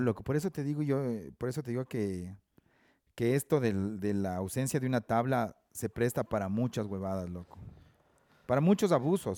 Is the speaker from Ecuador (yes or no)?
yes; Ambato, Tungurahua, Ecuador; moved away as an adult; now in Quito, Ecuador; nací en Ambato, viví en Ambato hasta como los 25 años, 27 años